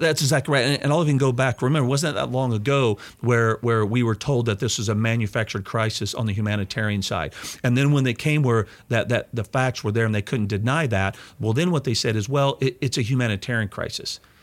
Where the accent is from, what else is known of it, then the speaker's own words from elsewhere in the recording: Missouri, United States; Missouri, my, my home state